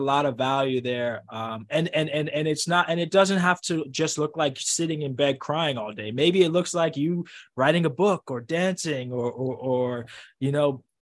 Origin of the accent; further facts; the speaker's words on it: New York City, New York, United States; growing up in the Bronx